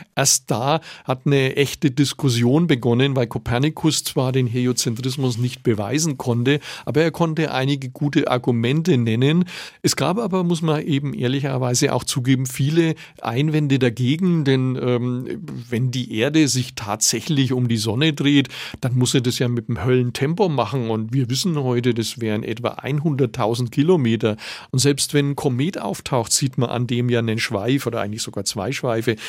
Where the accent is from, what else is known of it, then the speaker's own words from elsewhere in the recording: Nuremberg, Bavaria, Germany; als Nürnberger